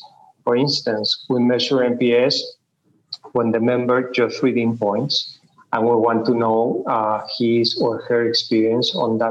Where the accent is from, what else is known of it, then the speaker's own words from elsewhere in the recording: Mexico City, Mexico; English is a second language; moved away as an adult; now in Colombia; Yes, I born and raised in Mexico City.